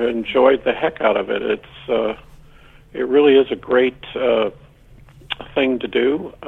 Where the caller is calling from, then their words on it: Vermont, United States; I'm calling you from the University of Vermont, located in the People's Republic of Vermont.